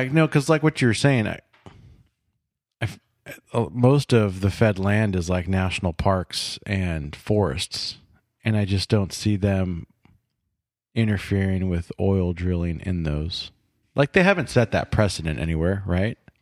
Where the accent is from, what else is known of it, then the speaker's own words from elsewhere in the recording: California, United States; Growing up in California